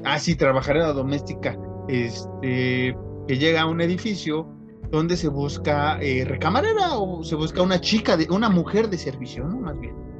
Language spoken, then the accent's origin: Spanish; Mexico; somos mexicanos